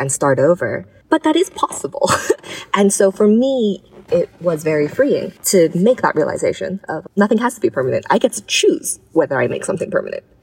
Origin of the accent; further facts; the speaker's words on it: Hong Kong; moved away; growing up in Hong Kong, having the history of SARS